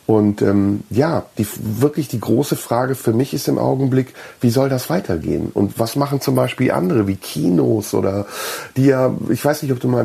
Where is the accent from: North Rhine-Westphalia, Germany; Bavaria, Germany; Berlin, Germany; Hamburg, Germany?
North Rhine-Westphalia, Germany; Neuss; meiner Heimatstadt Neuss.